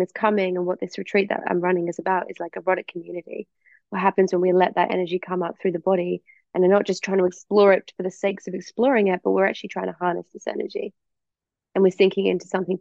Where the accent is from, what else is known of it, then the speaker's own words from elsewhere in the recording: England, United Kingdom; also born or lived in Perth / East Coast, Australia; now in Australia; I'm obviously from England. I moved over to Australia